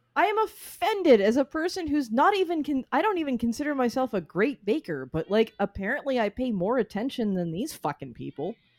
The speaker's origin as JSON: {"language": "English", "town": "Reading", "region": "Massachusetts", "country": "United States", "tie": "born or raised there", "said": "Reading, Massachusetts is my hometown. It is where I grew up"}